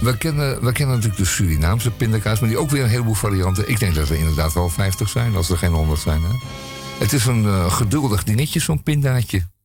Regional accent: Belgium; als Belg zijnde

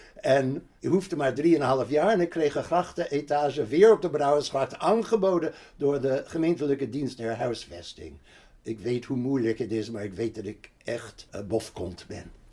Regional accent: New York, United States; Dutch is a second language; moved away as an adult; also born or lived in Berkeley, California; now in Amsterdam, Netherlands; Ik was in de jaren 60 verhuisd van New York, waar ik opgegroeid ben, waar ik gestudeerd had, naar Berkeley, Californië.

